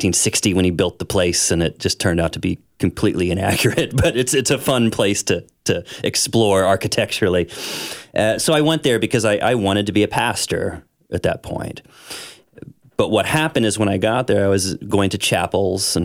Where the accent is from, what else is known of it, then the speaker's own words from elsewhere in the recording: St. Charles, Missouri, United States; I grew up in St. Charles, Missouri here. Which is just west of Saint Louis